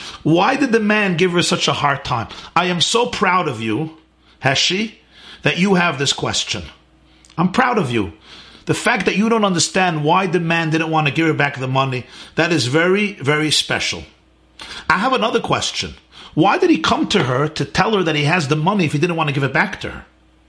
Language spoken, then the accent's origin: English; Israel; We are here from Israel. All the Kinderlach from Israel. All my children are enjoying it immensely.